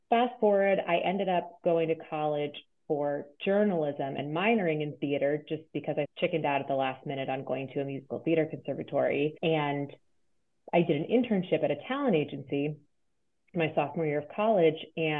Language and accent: English; Cheverly, Maryland, United States; I grew up outside of Washington, D.C. in Prince George's County, Maryland, in a small town called Cheverly.